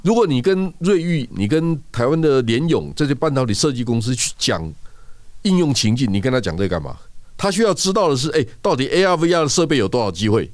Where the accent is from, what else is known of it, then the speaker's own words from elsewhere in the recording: Toucheng, Yilan County, Taiwan; 我家老家在头城